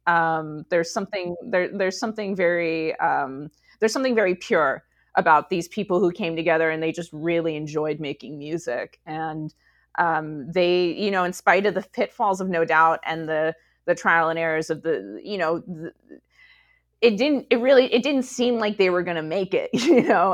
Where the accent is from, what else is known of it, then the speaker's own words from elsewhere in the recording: Rancho Cucamonga, California, United States; I grew up in Rancho Cucamonga